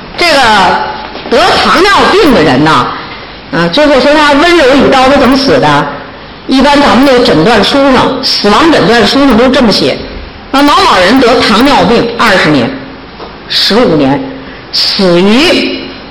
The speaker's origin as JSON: {"language": "Chinese", "country": "China", "said": "大陆，咱大陆啊"}